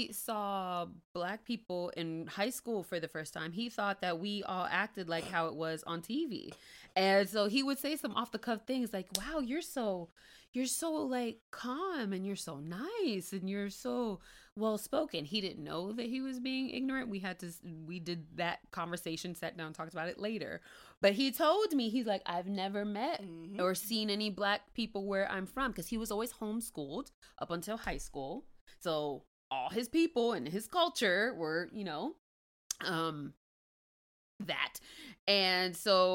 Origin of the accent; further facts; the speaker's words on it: Miami, Florida, United States; I'm from Miami, born and raised in the county of Dade.